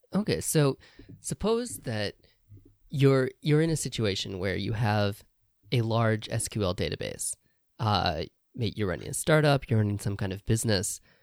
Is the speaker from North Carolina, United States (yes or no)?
no; Indiana, United States; moved away as an adult; now in Japan; I grew up in Indiana in the U S